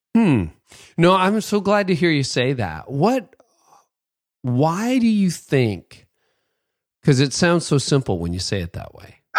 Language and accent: English; Canada; also born or lived in north of Toronto; as a Canadian, you know, guy who lives in a, in a different country